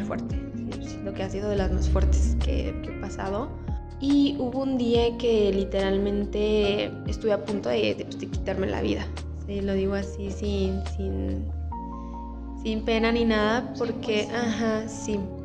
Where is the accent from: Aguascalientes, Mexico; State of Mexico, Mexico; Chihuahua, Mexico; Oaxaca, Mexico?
Aguascalientes, Mexico; soy de aquí de Aguascalientes